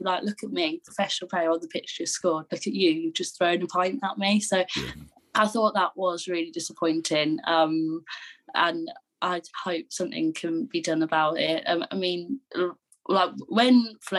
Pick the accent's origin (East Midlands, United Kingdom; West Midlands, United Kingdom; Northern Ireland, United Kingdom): West Midlands, United Kingdom; Solihull; I'm from Solihull